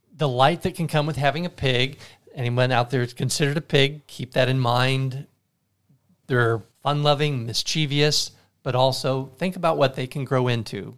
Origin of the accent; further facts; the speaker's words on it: Tilden, Nebraska, United States; I'm from a small town, Tilden